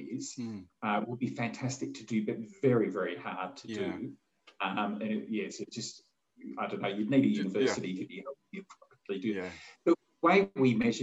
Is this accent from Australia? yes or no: yes; Australia; being Australian